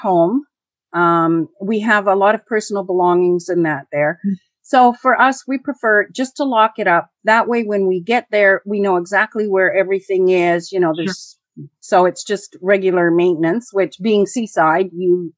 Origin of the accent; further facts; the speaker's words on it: Canada; first language English; we're Canadian